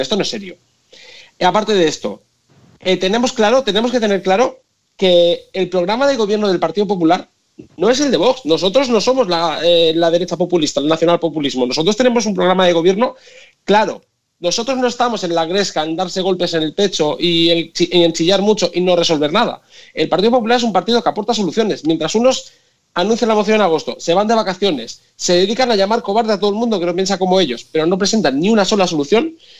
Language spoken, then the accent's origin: Spanish; Tarragona, Catalonia, Spain; now in Brussels, Belgium; Yo soy de Tarragona